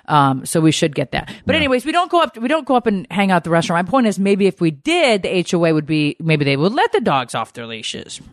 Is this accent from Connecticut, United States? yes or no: yes; Connecticut, United States; moved away; I grew up in Connecticut, so I was driving in snow